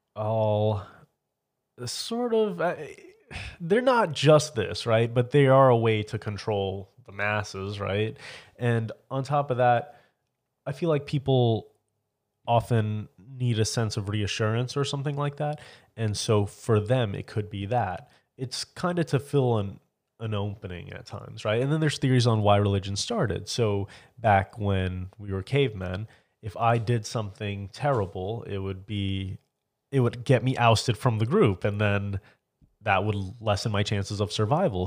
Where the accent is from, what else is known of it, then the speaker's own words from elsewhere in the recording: near Orlando, Florida, United States; Oh, near Orlando.